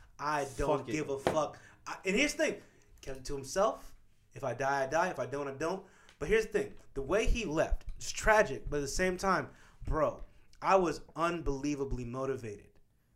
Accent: Midwest, United States; Here's the thing about Kansas, bro. One of the things I can say about growing up in the Midwest is there's this strong emphasis on, like, hard work, right?

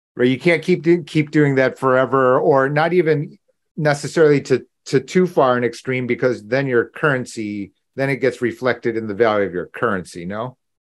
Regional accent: Buffalo, New York, United States; I was born in Buffalo

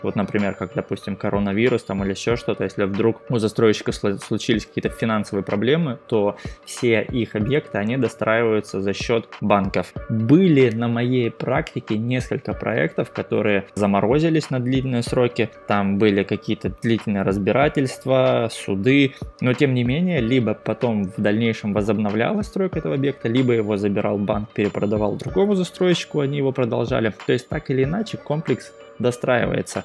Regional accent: Vladivostok, Primorsky Krai, Russia; moved away as an adult; now in Thailand; Я, например, из Владивостока

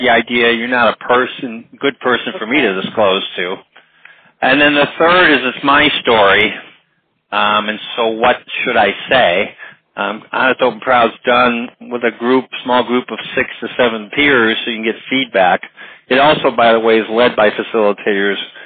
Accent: Chicago, Illinois, United States; I grew up in Chicago in 1968, the big year of the Grant Park riots. I was only 12 years old

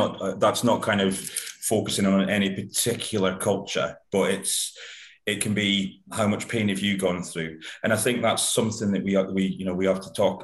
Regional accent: United Kingdom; being typically British

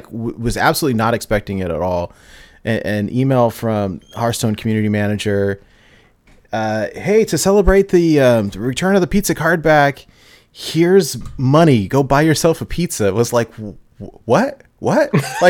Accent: California, United States; now in Portland, United States; Like, I'm originally from California, and we had a lot of good food there.

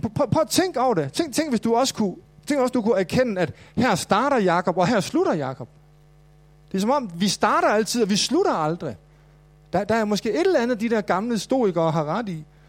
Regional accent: Mors, North Denmark Region, Denmark; now in Copenhagen, Denmark; jeg voksede op på Mors

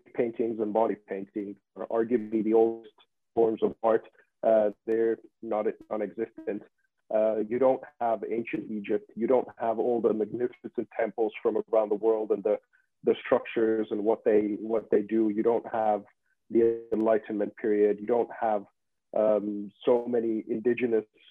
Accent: Finland; I come from Finland and Nokia was a big deal over here

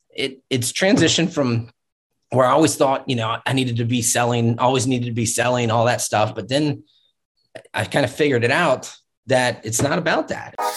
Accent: Virginia Beach, Virginia, United States; also born or lived in Pittsburgh; I grew up in Virginia Beach

